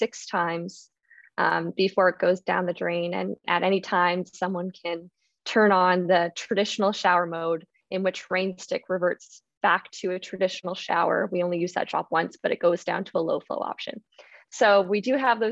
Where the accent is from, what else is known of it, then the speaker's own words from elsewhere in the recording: Okanagan region, British Columbia, Canada; I'm originally from Canada's only desert. Yes, Canada does have a desert, and that is the Okanagan region. And so growing up, water conservation was something that I thought about.